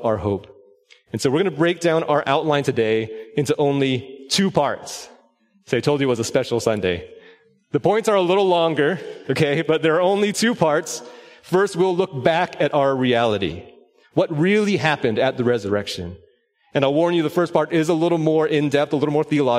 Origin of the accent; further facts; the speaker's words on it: Orange County, Southern California, United States; moved away as an adult; also born or lived in Los Angeles County, California; now in Collin County, Texas, United States; My wife Stephanie and I were born and raised in Southern California